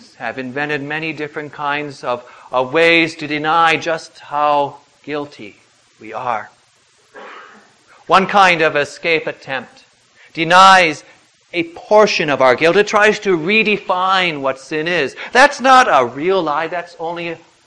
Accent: United States; we were born as American citizens, born in the land of the free and the home of the brave

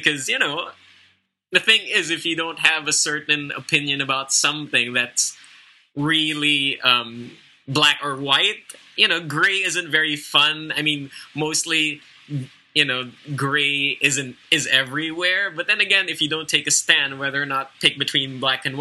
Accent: Philippines; I am Filipino, I come from the Philippines

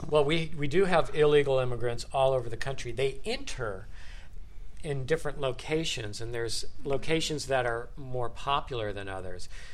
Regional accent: Los Angeles, California, United States; as an American, and of course living here all my life

